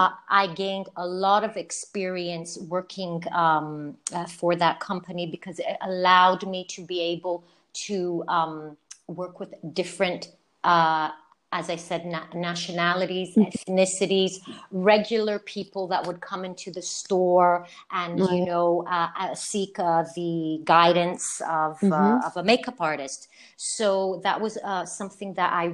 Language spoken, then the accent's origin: English; Canada; now in Greece; I'm Greek Canadian